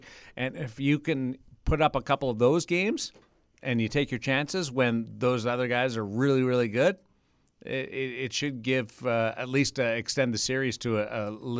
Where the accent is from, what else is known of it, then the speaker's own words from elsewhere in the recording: Manitoba, Canada; I grew up in Manitoba. I've seen plenty of agriculture and livestock.